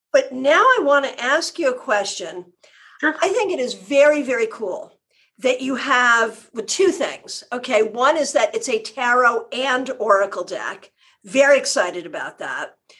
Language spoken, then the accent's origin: English; New England, United States; now in Florida, United States; I'm from New England, I live in Florida.